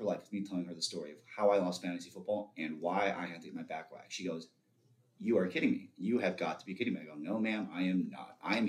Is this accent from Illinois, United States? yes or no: yes; Chicago, Illinois, United States; moved away as an adult; also born or lived in Skokie, Illinois; now in Columbia, United States; I was born and raised in the United States in Chicago. But I've been multiple times. I hold a Spanish passport